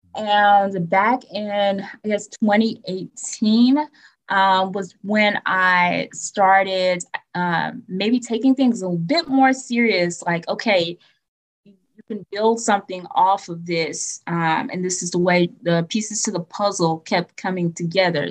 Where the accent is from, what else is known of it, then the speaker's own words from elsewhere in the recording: Atmore, Alabama, United States; I am not from Montgomery. I am from Atmore, Alabama.